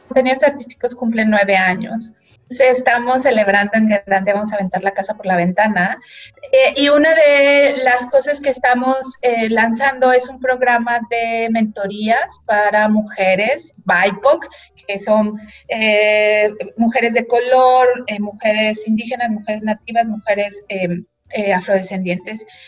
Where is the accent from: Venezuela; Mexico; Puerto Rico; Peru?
Mexico; la primer mexicana eh, nacida y crecida, digamos, en México